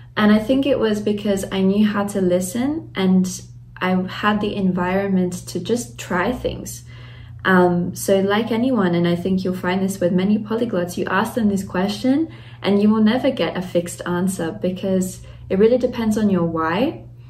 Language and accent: English; Australia; moved away as an adult; also born or lived in Latvia; now in Germany; I was raised in Australia, and then I I grew up there, did my schooling, and then later moved to Germany to do my university studies